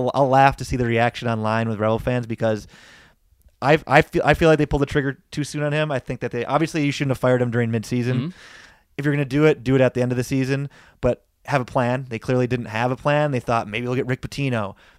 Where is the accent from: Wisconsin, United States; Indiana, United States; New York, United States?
Wisconsin, United States; born there; I'm a Badger fan. I'm a Packer fan. I was born in Wisconsin.